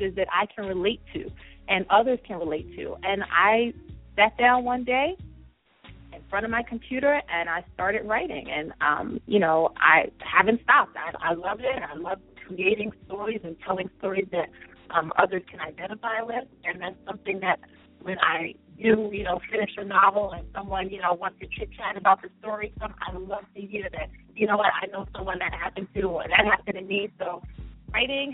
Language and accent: English; New York City, New York, United States; growing up, Brooklyn, my mom, she was a housewife